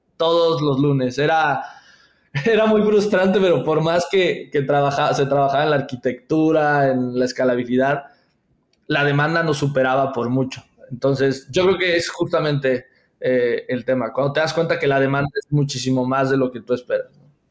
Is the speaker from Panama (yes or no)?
no; Veracruz, Mexico; yo trabajaba en una institución financiera muy pequeña a nivel local en, en Veracruz, yo soy de Veracruz